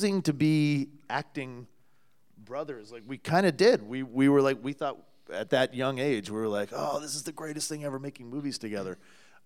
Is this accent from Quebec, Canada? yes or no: no; a suburb of Toronto, Ontario, Canada; We grew up in Ontario, in a suburb of Toronto.